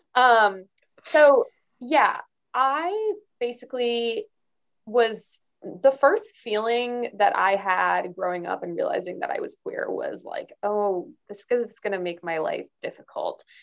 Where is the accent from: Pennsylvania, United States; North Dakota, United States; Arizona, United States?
Arizona, United States; moved away as an adult; I grew up mostly in Arizona um, in a really, really conservative area